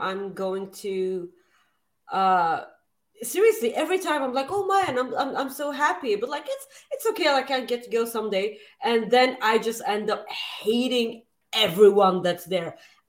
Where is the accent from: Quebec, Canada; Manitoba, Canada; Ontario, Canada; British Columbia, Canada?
Manitoba, Canada; Winnipeg; I'm from Winnipeg, you idiot!